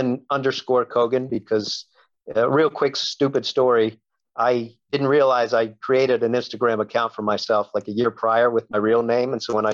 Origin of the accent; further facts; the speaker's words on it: Maryland, United States; now in Los Angeles, United States; I grew up in Maryland, 3,000 miles away from where I live now in Los Angeles.